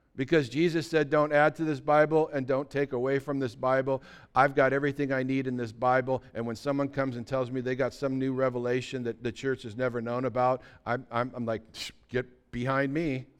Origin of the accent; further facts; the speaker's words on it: United States; back in the sixties, when I was growing up, everybody in America was considered a Christian